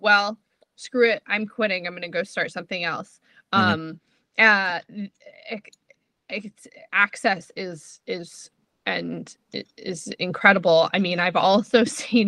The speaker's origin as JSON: {"language": "English", "region": "New Jersey", "country": "United States", "tie": "born or raised there", "also_born_or_lived": "Israel", "accent": "New Jersey or New Yorker", "said": "I grew up in New Jersey. Like I definitely say things that like sound like New Jersey or New Yorker"}